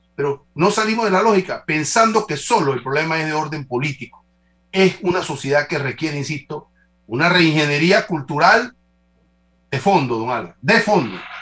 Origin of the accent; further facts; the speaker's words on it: Panama; como panameños